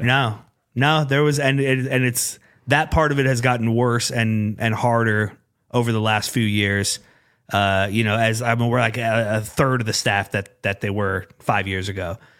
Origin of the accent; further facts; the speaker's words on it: Urbandale, Iowa, United States; I grew up in Urbandale